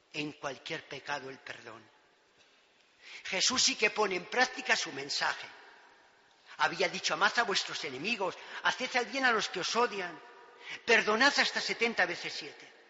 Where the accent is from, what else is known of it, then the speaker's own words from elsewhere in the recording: Pozal de Gallinas, Castile and León, Spain; principalmente por mis padres y catequistas, en Pozal de Gallinas, mi pueblo querido